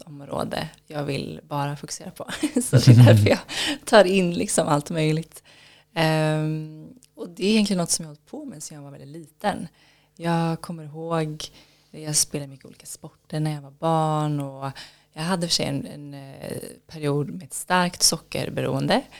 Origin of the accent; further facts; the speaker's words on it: Kullavik, Västra Götaland, Sweden; Det var i Kullavik utanför Göteborg på västkusten. Okay. Så var där jag växte upp.